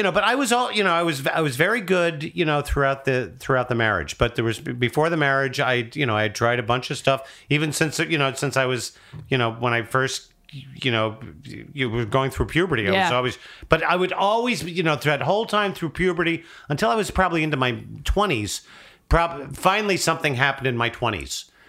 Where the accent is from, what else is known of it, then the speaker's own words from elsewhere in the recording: United States; Right outside of New